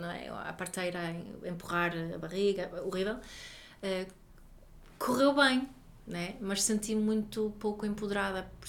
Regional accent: Sweden; Portuguese is a second language; eu posso porque eu sou sueca e na Suécia.

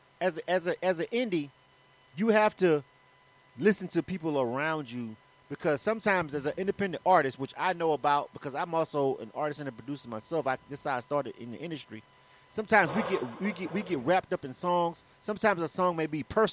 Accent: Florida, United States; moved away as an adult; now in Atlanta, United States; I'm born and raised in Florida, but I've been in Atlanta for 20-something years

